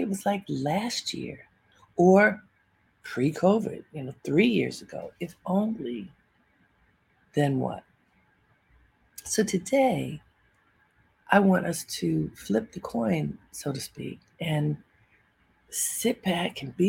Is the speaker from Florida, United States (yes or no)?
no; Baltimore, Maryland, United States; growing up in Baltimore with my family